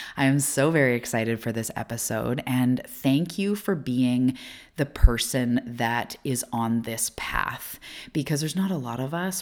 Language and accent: English; Canada; also born or lived in Vancouver Island, British Columbia; I am a Canadian living off the west coast of Canada